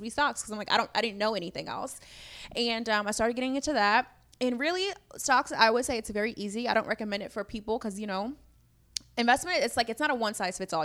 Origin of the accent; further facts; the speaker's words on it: Chicago, Illinois, United States; I'm from Chicago, born and raised